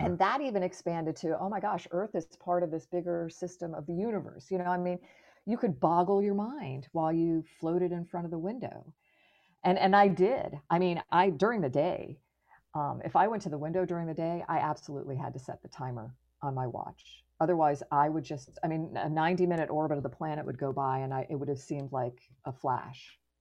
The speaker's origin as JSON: {"language": "English", "region": "Florida", "country": "United States", "tie": "born or raised there", "said": "I grew up in Florida"}